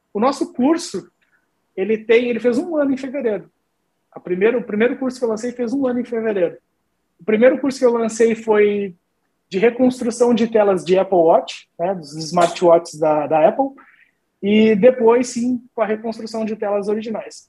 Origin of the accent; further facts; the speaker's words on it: Rio Grande, Rio Grande do Sul, Brazil; moved away; eu sou do Rio Grande do Sul, né, interior do Rio Grande do Sul, da cidade de Rio Grande